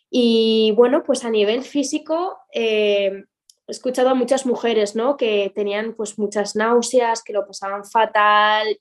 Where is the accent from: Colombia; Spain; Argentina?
Spain; Pamplona, Navarre; moved away as an adult; also born or lived in Madrid; now in Valencia, Spain; yo soy de Pamplona, de Pamplona, Iruña. Em, estuve allí hasta los 23 años